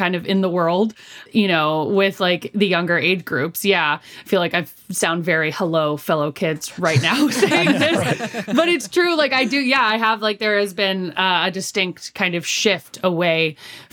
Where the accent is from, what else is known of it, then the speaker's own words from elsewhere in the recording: San Francisco, California, United States; moved away; I'm from San Francisco originally